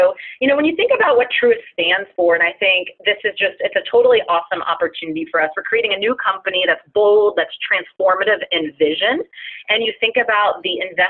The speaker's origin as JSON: {"language": "English", "region": "Florida", "country": "United States", "tie": "born or raised there", "said": "I was born and raised in Florida"}